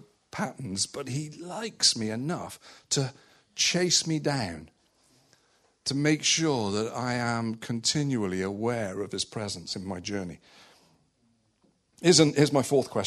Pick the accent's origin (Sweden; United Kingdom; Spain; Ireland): United Kingdom; West Country, South West England; also born or lived in Malta; I grew up in the West Country